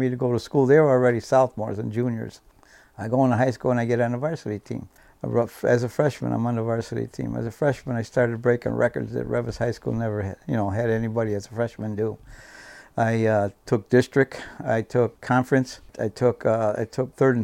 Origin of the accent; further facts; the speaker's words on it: Nottingham, United States; I grew up in Nottingham, which was an unincorporated area